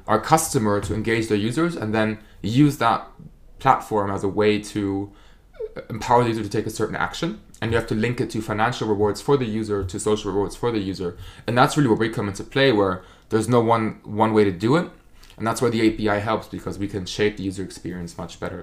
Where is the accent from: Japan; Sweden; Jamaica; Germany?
Germany; accent: German; English is a second language; moved away as an adult; now in United Kingdom; So, I'm from Germany, as you can probably tell from my accent.